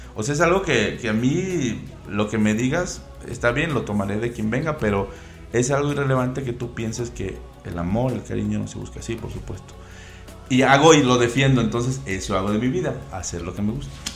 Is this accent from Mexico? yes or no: yes; Veracruz, Mexico; now in Mexico City, Mexico; soy veracruzano